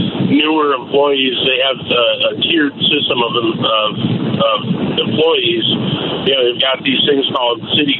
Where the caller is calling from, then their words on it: Naperville, Illinois, United States; I'm calling from Naperville.